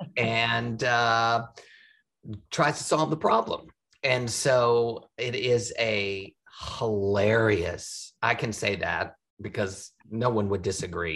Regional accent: outside of Houston, Texas, United States; moved away; I'm from Texas, yeah. Uh, Houston, outside of Houston. And my family was a rodeo family. My dad was a calf oh, roper. My parents met in the rodeo club. And I spent my childhood doing rodeos

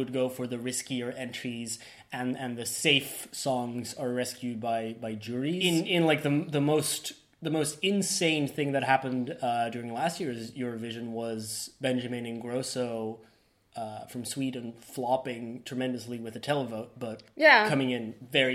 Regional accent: Belgium; We Belgium

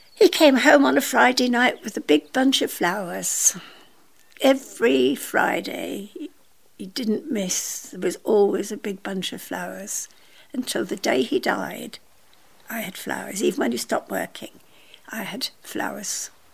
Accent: Scotland, United Kingdom; I was born in Scotland.

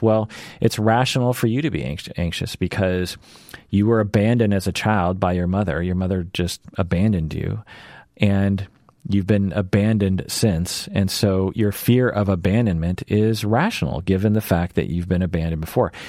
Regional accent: Seattle, Washington, United States; born and raised in Seattle, always lived in Seattle, will always live in Seattle

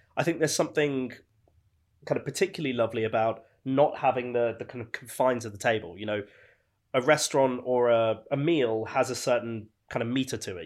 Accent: Birmingham, West Midlands, United Kingdom; now in London, United Kingdom; growing up in Birmingham

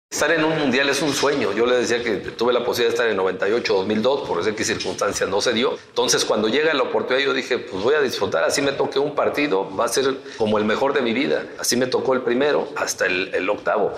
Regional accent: Mexico

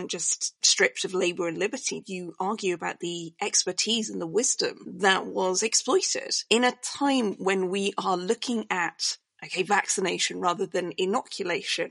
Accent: United Kingdom; I'm British

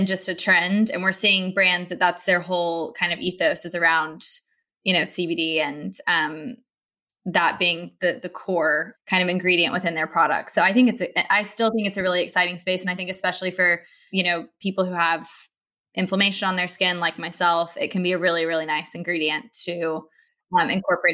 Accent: United States; now in London, United Kingdom; I'm American

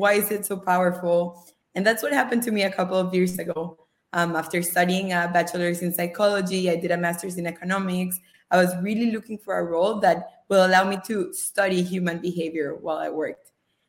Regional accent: Costa Rica; English is a second language; also born or lived in Australia / Israel; now in United States; So I am originally from Costa Rica, you remember, right? I've lived throughout my life in different countries, more than 5, including Australia, Israel.

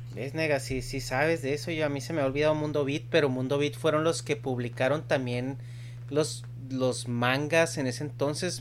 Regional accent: Chihuahua, Mexico; yo que crecí en México

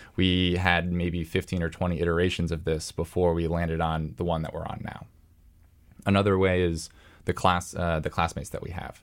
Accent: Columbus, Ohio, United States; moved away; my hometown, you know, Columbus, Ohio

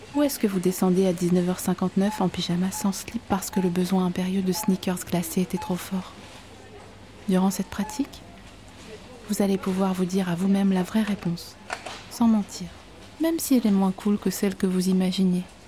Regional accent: Vosges, Grand Est, France; je viens des Vosges. Et chez moi

